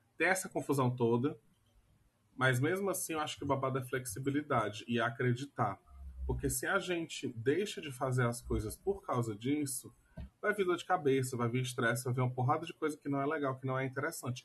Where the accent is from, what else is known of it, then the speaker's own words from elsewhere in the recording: Brazil; a gente é brasileiro